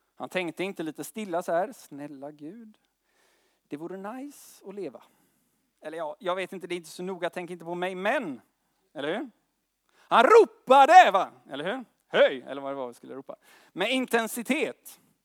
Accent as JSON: {"language": "Swedish", "town": "Gothenburg", "region": "Västra Götaland", "country": "Sweden", "said": "Jag kommer från Göteborg"}